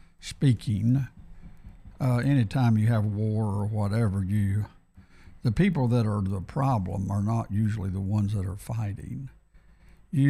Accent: United States; I'm an American and I love my country

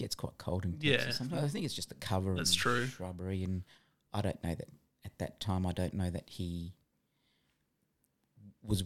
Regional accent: Adelaide, South Australia, Australia; I'm from Adelaide, but my parents migrated out here from India back in the 60s

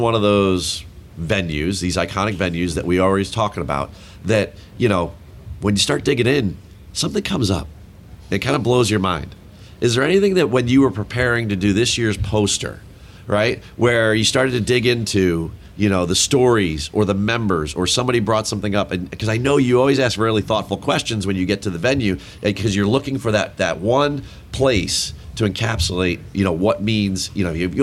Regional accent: New Jersey, United States; I'm a Jersey guy

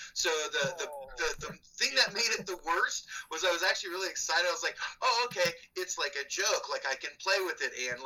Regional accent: Bloomington, Indiana, United States; When I moved from Bloomington or from Indianapolis to Bloomington

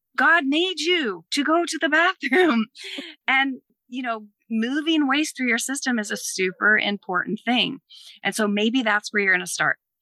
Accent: East Coast, United States; I'm from the East Coast. I say it funny.

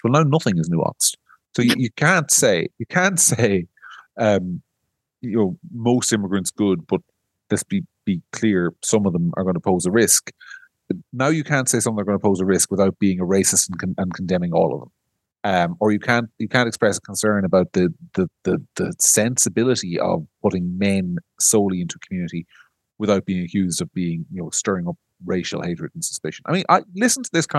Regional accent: Ireland; we're Irish

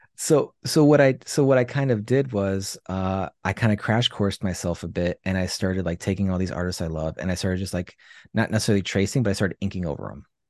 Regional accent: Chicago, Illinois, United States; I was born and raised in Chicago

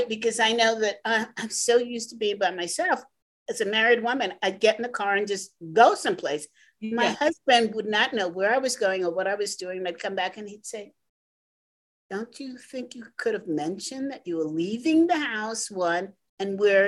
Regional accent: New York, United States; I'm from New York

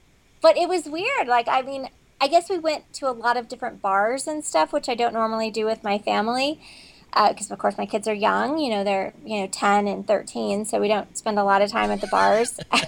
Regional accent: Kansas, United States; I grew up in Kansas, so we were allowed to drive at 14, you know, like the tractors

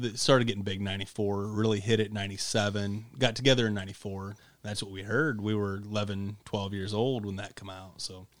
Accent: Paulding, Ohio, United States; If I tell you where I'm from, you'll deduct IQ points. Some of them will guess, Paulding? Yeah, Paulding.

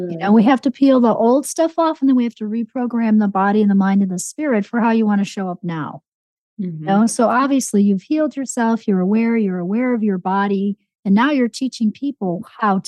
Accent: Chicago, Illinois, United States; I grew up on Chicago tap water

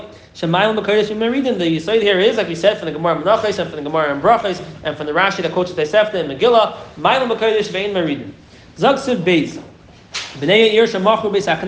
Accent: New York City, New York, United States; I'm from Flatbush

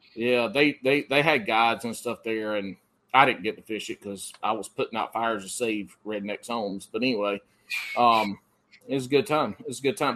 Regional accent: the Carolinas, United States; I grew up in the Carolinas, and I fought wildfire

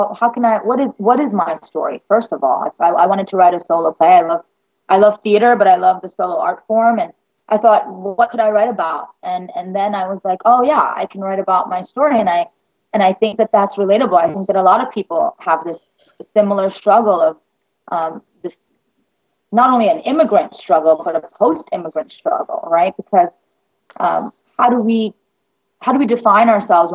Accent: New York City, New York, United States; also born or lived in India; I was born in India. I grew up in the Bronx my whole life, went to school in the Bronx.

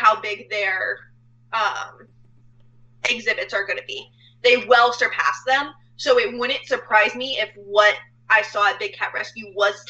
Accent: Tampa, Florida, United States; also born or lived in Atlanta; now in Orlando, United States; growing up in Tampa

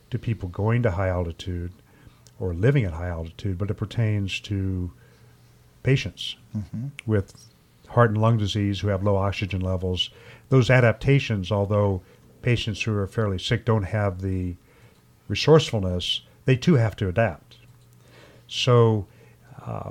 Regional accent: Ohio, United States; growing up in Ohio

